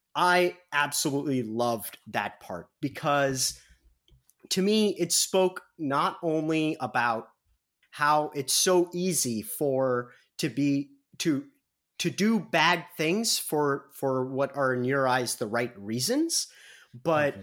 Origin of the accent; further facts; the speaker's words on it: Midwest, United States; accent: heavy Midwestern; by my accent, by my very heavy Midwestern accent